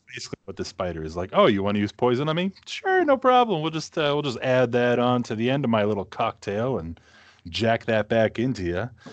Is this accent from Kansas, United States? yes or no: no; Massachusetts, United States; moved away as an adult; now in Minnesota, United States; growing up in New England